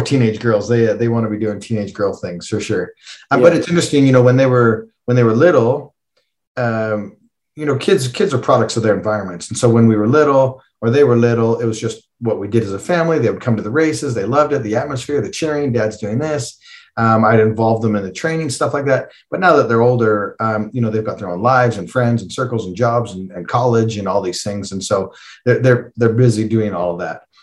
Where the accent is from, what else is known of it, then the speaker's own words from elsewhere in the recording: Calgary, Alberta, Canada; I'm from Calgary, um, and is world famous for the Calgary Stampede